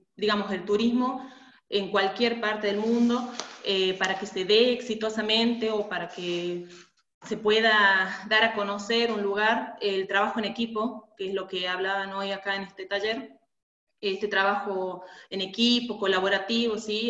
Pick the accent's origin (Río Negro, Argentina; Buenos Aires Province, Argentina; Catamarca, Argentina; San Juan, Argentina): Catamarca, Argentina; yo soy de Catamarca, de la provincia de Catamarca, de, de Argentina